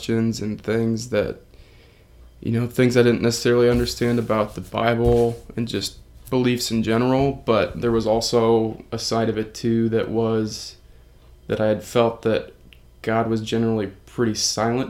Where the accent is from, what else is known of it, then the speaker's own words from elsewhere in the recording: Nappanee, Indiana, United States; I'm from Napanee, Indiana. It's kind of close to South Bend, northern Indiana area